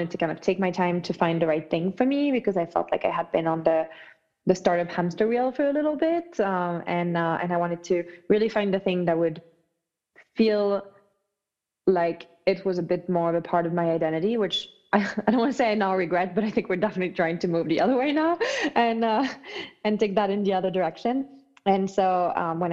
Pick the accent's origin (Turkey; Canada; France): France; moved away as an adult; now in United States; I grew up in France